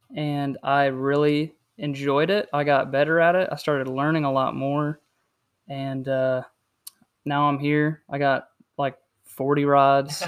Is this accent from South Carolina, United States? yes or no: yes; South Carolina, United States; also born or lived in Indiana; I was born in Indiana, um, lived down here in South Carolina for about twenty years now, just coming up on twenty-one, so, um, basically lived down here my whole life